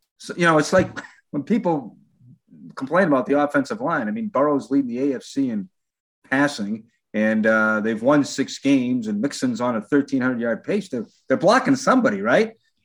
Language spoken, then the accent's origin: English; Boston, Massachusetts, United States; also born or lived in Portland, Maine; now in Cincinnati, United States; I grew up in Boston